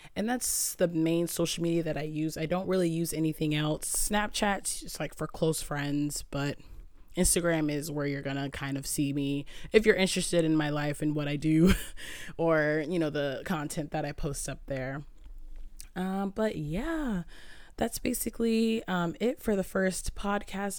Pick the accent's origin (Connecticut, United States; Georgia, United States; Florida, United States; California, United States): Connecticut, United States; Southern; I'm from Southern Connecticut.